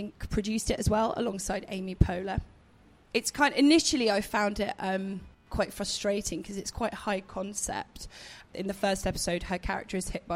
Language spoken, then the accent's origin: English; England, United Kingdom; being English